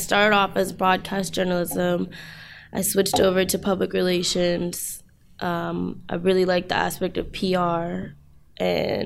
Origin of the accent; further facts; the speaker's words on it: Los Angeles, California, United States; also born or lived in Hampton, Virginia; I'm from Los Angeles, California.